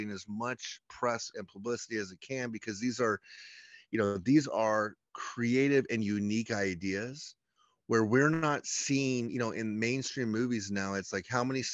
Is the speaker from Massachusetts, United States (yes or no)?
no; Chapel Hill, North Carolina, United States; We grew up in Chapel Hill, North Carolina, which might have the least Southern accent of any city or town in North Carolina